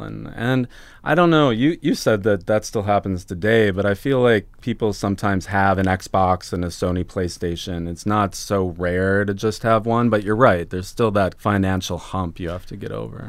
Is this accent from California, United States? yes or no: no; Minneapolis, Minnesota, United States; I grew up in Minneapolis, in the suburbs of Minneapolis yeah. So Minnesota boy